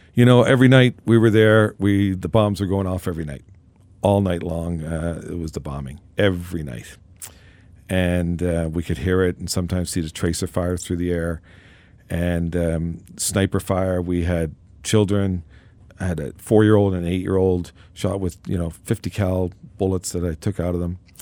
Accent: Newfoundland and Labrador, Canada; I was, uh, born and raised in Newfoundland

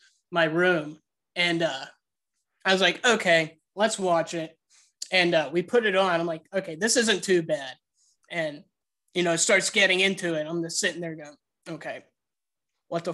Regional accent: Pittsburgh, Pennsylvania, United States; I grew up in Pittsburgh.

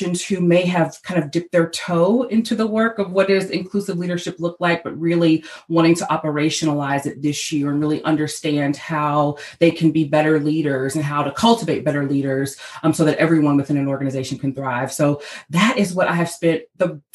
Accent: Nashville, Tennessee, United States; I'm from Nashville, Tennessee, and I'm standing in my home office right here in Nashville today

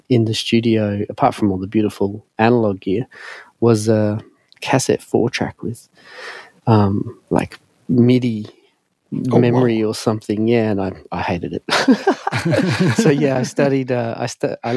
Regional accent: Brisbane, Queensland, Australia; I grew up in Brisbane around West End region

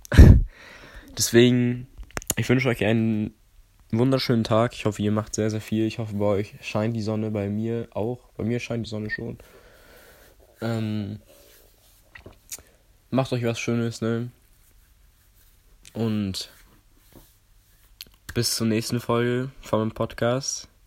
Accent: Poland; now in Germany; Weil ich komme ja ursprünglich aus Polen. Meine Mom und mein Dad kommen beide aus äh, Stettin.

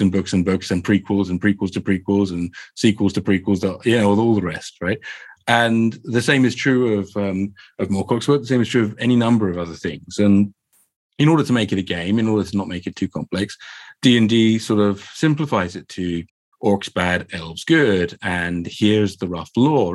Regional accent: Croydon, London, United Kingdom; I can tell by my accent, they grew up in, in sunny Croydon

